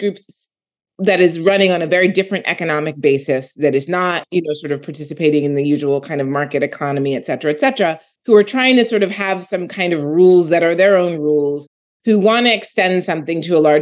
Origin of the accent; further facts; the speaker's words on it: Philadelphia, Pennsylvania, United States; I'm from Philadelphia